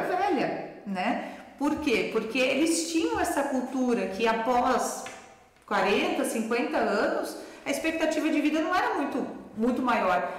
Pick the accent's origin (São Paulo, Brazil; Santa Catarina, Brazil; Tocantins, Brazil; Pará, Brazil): Santa Catarina, Brazil; Brusque; moved away as an adult; also born or lived in Florianópolis / Rio de Janeiro; now in Rio do Sul, Brazil; sou brusquense